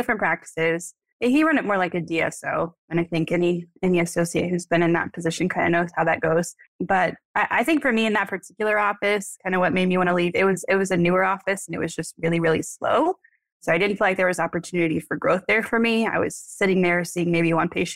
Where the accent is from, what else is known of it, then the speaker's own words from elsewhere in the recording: Amarillo, Texas, United States; moved away as an adult; now in San Antonio, United States; I'm from Amarillo